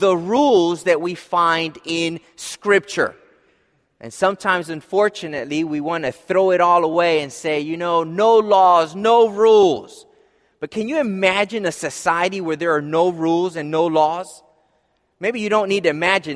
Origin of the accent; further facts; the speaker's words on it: Philadelphia, Pennsylvania, United States; I grew up in Philadelphia, as most of you know, and, you know, in the city